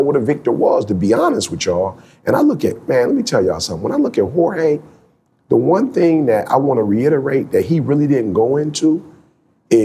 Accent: Detroit, Michigan, United States; I was born in Detroit

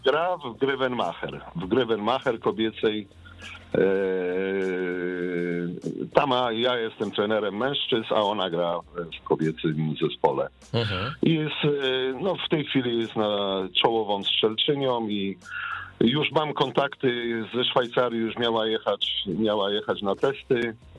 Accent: Łódź, Łódź Voivodeship, Poland; moved away as an adult; now in Luxembourg; pochodzę w ogóle z Łodzi, z miasta Łodzi

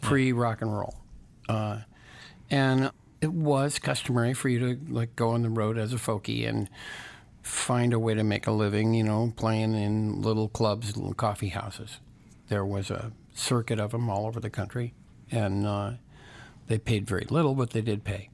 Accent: Santa Barbara, California, United States; also born or lived in Los Angeles, California / Westwood; I was born right here, Los Angeles, California

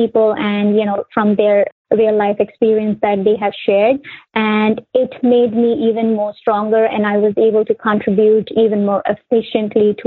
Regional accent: India; moved away as an adult; also born or lived in Connecticut, United States; now in United States; I was born and raised in India

